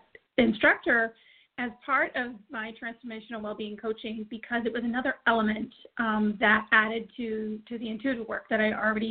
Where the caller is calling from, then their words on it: Auburn, Maine, United States; I am calling in from Auburn, Maine.